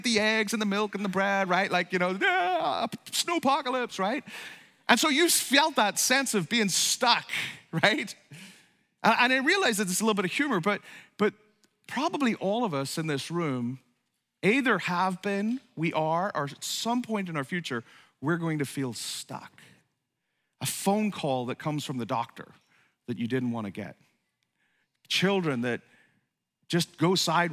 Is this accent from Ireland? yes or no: yes; Ireland; moved away; also born or lived in upstate New York; I grew up in Ireland